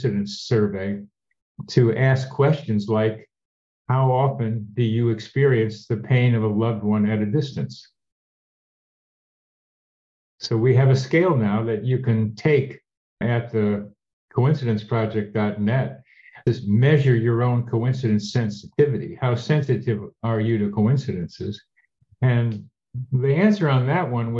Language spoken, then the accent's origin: English; Wilmington, Delaware, United States; also born or lived in Shaker Heights, Ohio; I didn't move to Wilmington until I was 11